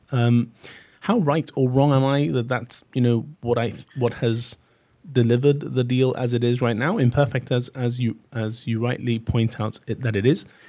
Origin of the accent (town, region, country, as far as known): Gibraltar